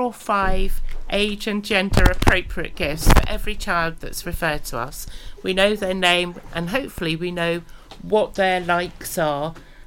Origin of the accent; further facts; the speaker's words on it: England, United Kingdom; Oh, I can tell I'm English.